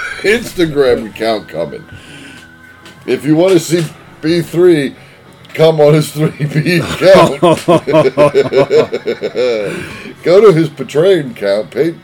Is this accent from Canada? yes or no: yes; Canada; Well, I'm a Canadian out in Oli.